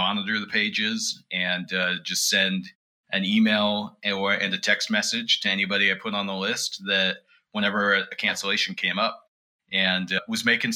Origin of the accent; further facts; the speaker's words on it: Kuna, Idaho, United States; now in Provo, United States; So I grew up mostly in Idaho, around the Boise area, just this little town outside of Boise, moved there